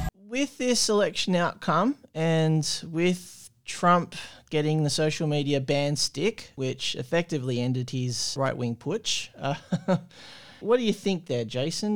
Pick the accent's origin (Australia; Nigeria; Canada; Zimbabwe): Australia; as an Australian